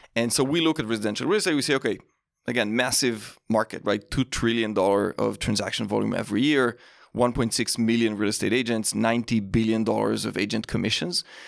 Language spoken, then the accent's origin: English; Israel; moved away; grew up in Israel